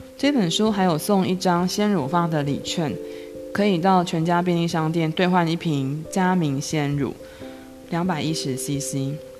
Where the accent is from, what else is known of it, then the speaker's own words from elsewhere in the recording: Changhua County, Taiwan; 我是彰化人